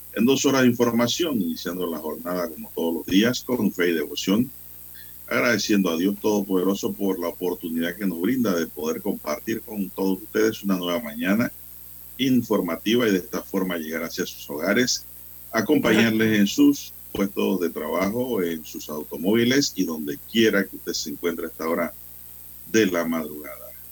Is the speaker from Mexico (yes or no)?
no; San Miguelito, Panama; cuando éramos niños en San Miguelito